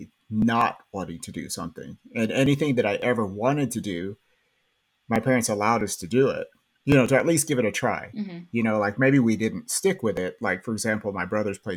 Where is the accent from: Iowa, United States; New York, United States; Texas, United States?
Texas, United States; Baird; moved away as an adult; also born or lived in Lubbock, Texas; now in Spring, United States; I originally am from West Texas. So I grew up, I'm from Baird, Texas